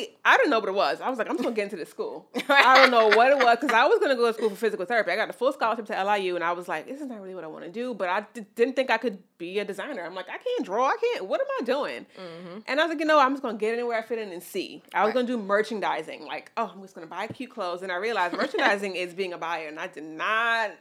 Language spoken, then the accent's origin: English; New York City, New York, United States; also born or lived in Mount Vernon; I grew up in the Bronx, but I went to school in different places in Mount Vernon and then high school in the Bronx